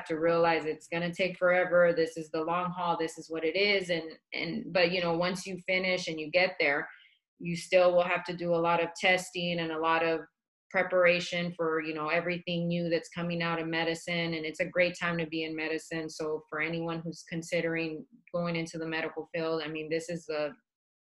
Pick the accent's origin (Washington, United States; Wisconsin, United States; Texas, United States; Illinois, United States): Texas, United States; Dallas; also born or lived in El Paso, Texas; now in Phoenix, United States; I was born in El Paso, but we grew up in Dallas